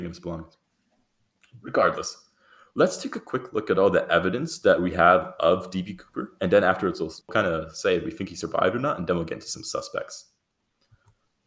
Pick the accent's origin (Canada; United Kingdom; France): Canada; us Canadians